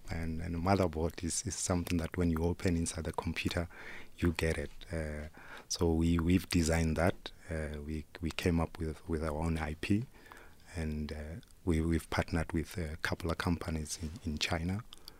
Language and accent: English; Soweto, Gauteng, South Africa; also born or lived in Makotopong; I grew up in Soweto, and there's a rural areas that I come from. I come from a rural area called Makotopong.